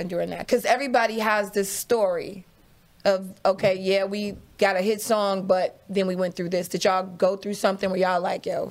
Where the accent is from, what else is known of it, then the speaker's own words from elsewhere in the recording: Midwest, United States; I was from the Midwest.